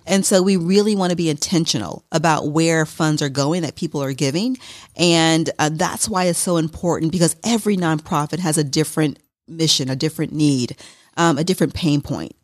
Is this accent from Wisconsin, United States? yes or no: yes; Milwaukee, Wisconsin, United States; also born or lived in Madison, Wisconsin; I'm originally from Milwaukee